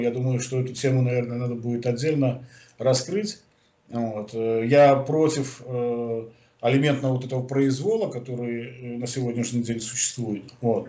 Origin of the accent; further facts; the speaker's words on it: Belarus; мы из Беларуси